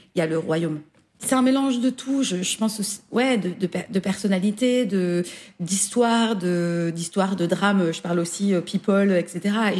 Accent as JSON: {"language": "French", "country": "France", "also_born_or_lived": "Belgium", "moved": "yes", "lives_now": "United Kingdom", "said": "je suis une française, j'ai ma culture française"}